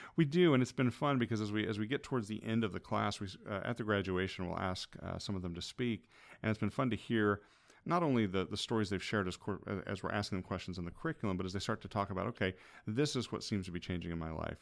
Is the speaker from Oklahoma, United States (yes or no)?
no; Hillsboro, Illinois, United States; moved away as an adult; also born or lived in Shelbyville, Illinois / Michigan; now in Greenville, United States; I grew up in Hillsborough and Shelbyville